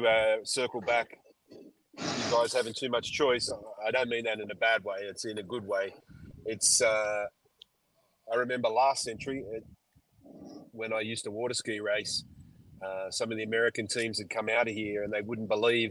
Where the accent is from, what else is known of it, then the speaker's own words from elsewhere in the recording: Australia; as an Australian